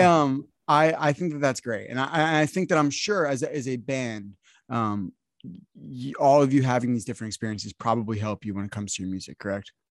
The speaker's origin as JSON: {"language": "English", "region": "New Jersey", "country": "United States", "said": "I'm from New Jersey, right? I didn't grow up listening to country music."}